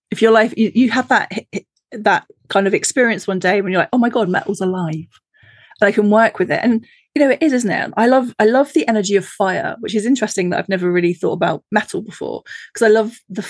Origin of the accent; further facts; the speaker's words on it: United Kingdom; for me being a Brit